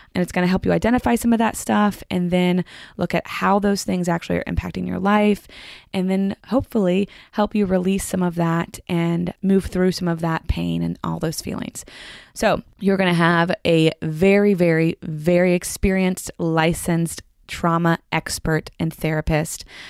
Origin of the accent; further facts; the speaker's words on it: Franklin, Tennessee, United States; I grew up in Franklin